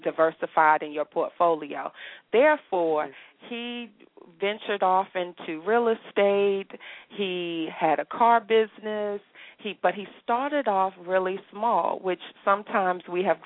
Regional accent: Hampton, Virginia, United States; moved away as an adult; now in Houston, United States; I am originally from Hampton, Virginia, born and raised

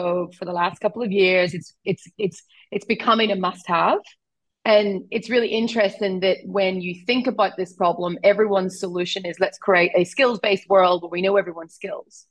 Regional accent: Ireland; accent: Irish; I'm Irish, right? So I'm actually, everyone thinks I'm Australian. I'm not, I'm Irish, this is my accent.

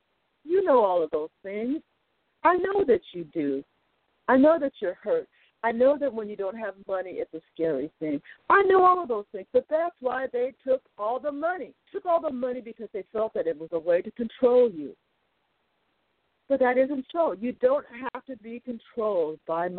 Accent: United States; We're American citizens

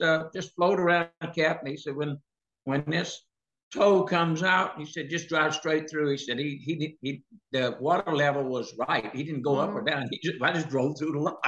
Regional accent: the South, United States; my whole life I grew up in the South

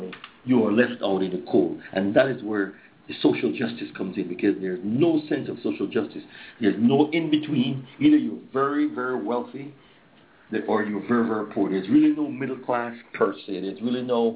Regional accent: Belize; now in United States; to be on the ground here in the motherland

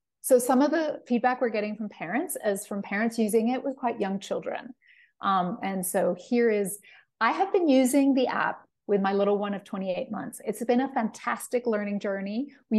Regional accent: Puerto Rico; I'm from Puerto Rico and a speech pathologist at a local school district. I also teach Spanish to young kids virtually.

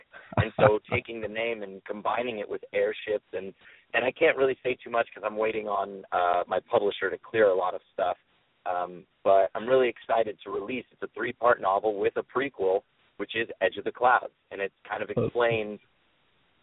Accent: San Diego, California, United States; I grew up in San Diego

